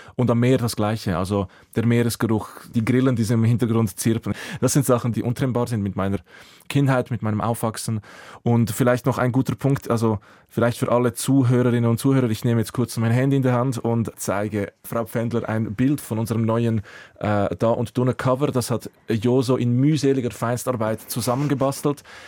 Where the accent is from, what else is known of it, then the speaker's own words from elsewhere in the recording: Säuliamt, Zurich, Switzerland; first language Croatian; German is a second language; also born or lived in Croatia; meine Jugend im Säuleamt, in Wetzwil oder Affolter am